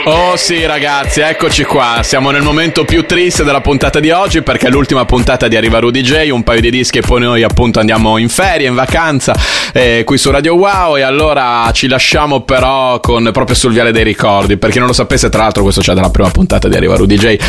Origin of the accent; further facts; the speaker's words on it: Bologna, Emilia-Romagna, Italy; io da bolognese